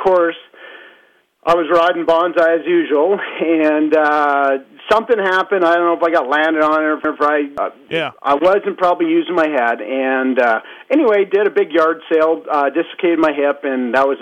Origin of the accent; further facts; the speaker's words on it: Alberta, Canada; I'm from Alberta